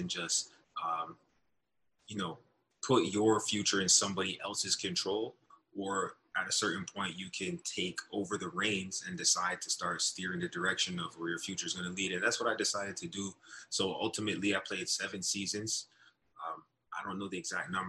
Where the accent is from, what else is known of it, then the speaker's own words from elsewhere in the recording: Brampton, Ontario, Canada; also born or lived in Northern Illinois; my hometown called Brampton